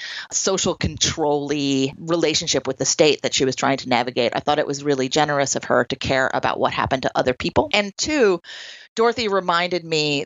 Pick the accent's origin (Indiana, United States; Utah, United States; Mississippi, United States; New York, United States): New York, United States; Troy; one of the places that I did that work was a residential YWCA here in my hometown of Troy, New York